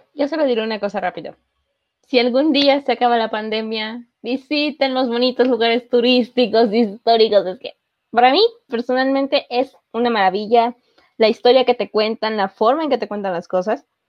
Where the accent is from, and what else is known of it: Mexico